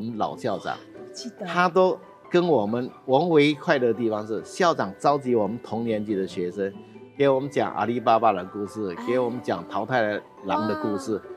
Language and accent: Chinese; Emei, Hsinchu County, Taiwan; 我的家乡是新竹县峨眉乡